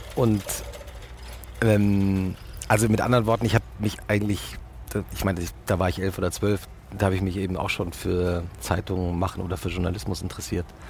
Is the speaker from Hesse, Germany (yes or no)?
yes; Langgöns, Hesse, Germany; moved away as an adult; also born or lived in Munich; ich bin ja in Langgöns aufgewachsen.